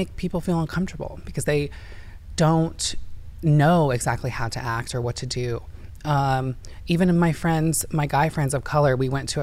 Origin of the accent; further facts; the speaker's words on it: Indiana, United States; now in California, United States; I'm from Indiana, and I grew up with all white people.